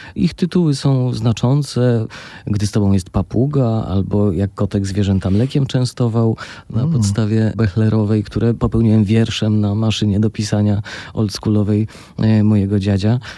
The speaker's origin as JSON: {"language": "Polish", "town": "Tarnów", "region": "Lesser Poland", "country": "Poland", "tie": "born or raised there", "also_born_or_lived": "Warsaw", "moved": "yes", "lives_now": "Łódź, Poland", "said": "w Tarnowie. No jak pan powiedział, to moje rodzinne miasto"}